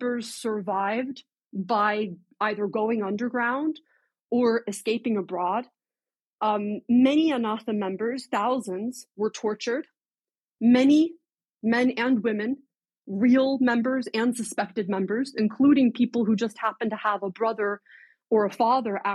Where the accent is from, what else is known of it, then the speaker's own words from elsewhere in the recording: United States; as an American